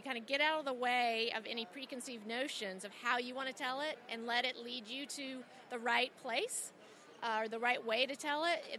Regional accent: Salisbury, North Carolina, United States; now in Boston, United States; I currently live in Boston. I grew up in Salisbury, North Carolina

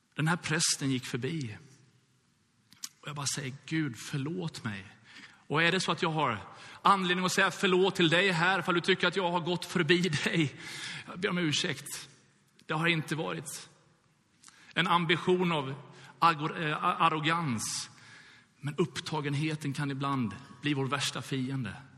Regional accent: Gothenburg, Västra Götaland, Sweden; jag är uppvuxen i Göteborg

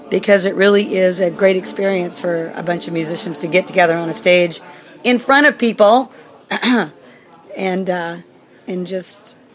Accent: Germany; English is a second language; Sorry, I'm from Germany.

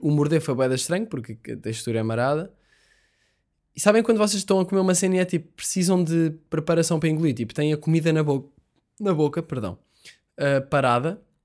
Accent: Portugal; nós somos portugueses

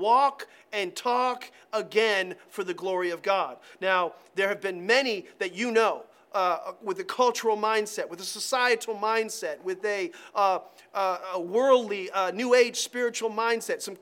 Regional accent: Ashland, United States; when I was growing up in this area, Ashland conversationally was referred to as Trashland. That's terrible because it's my town, my hometown

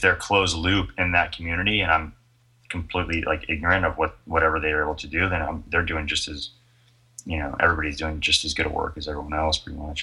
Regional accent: Florida, United States; moved away as an adult; also born or lived in New York City; I was born in Florida. Yeah, and then um, I went to University of Florida.

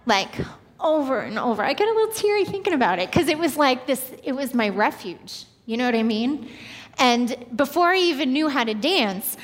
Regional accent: Long Island, New York, United States; moved away; I grew up in New York, like 20 minutes right outside of New York City, and as a little girl growing up on Long Island

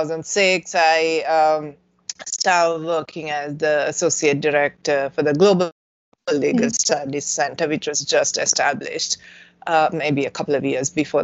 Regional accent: Sri Lanka; moved away as an adult; now in Madison, United States; growing up in Sri Lanka and working there

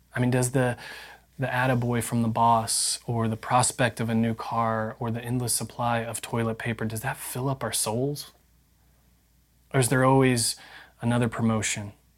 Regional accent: Indiana, United States; I grew up in Indiana

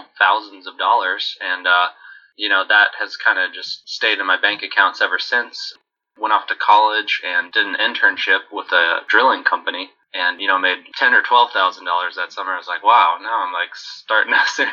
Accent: Central Texas, United States; also born or lived in Houston; I was born in Central Texas in 1988 and basically grew up in the 90s

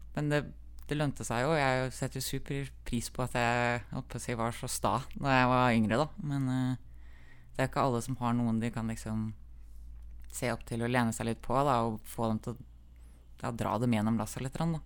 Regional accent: Magnor, Innlandet, Norway; also born or lived in Kongsvinger; Vi flytta fra Kongsvinger til Magnor uh, eh, pga. at søstera mi ble mobba på den ungdomsskolen hun gikk på

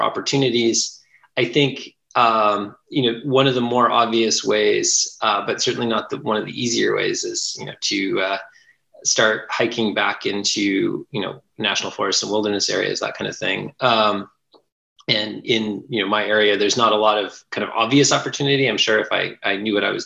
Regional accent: East Coast, United States; moved away; also born or lived in California / Washington; I grew up on the East Coast

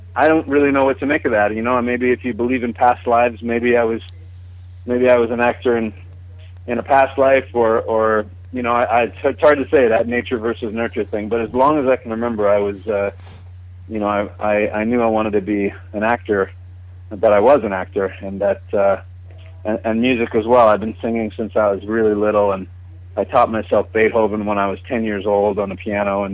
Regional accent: Vancouver, British Columbia, Canada; I was born and raised in Vancouver, Canada, which is on the west coast of Canada

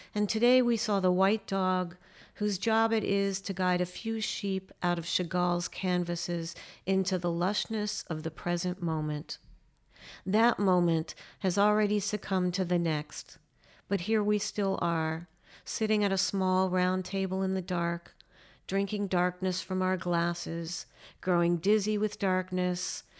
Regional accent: United States; as an American poet

